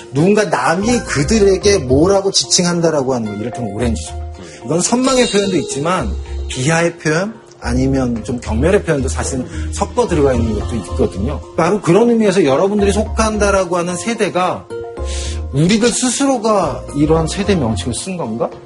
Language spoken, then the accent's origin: Korean; Seoul, South Korea; 근데 저는 사실은 그 삼각지에서 태어났거든요.